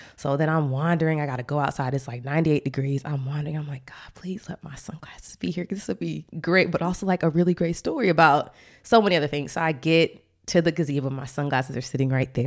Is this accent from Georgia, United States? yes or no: yes; Atlanta, Georgia, United States; now in Washington, D.C., United States; we're both from Atlanta